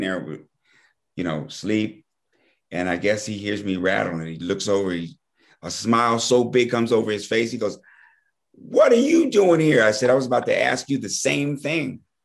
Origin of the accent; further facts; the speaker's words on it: Fort Collins, Colorado, United States; moved away; also born or lived in Wyoming / Washington, District of Columbia, United States; Now I grew up in Wyoming and and uh, Fort Collins, Colorado